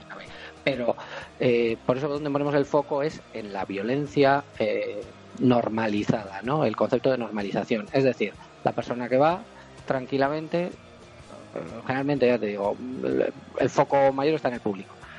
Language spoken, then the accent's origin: Spanish; Vitoria-Gasteiz, Basque Country, Spain; nosotros somos de Vitoria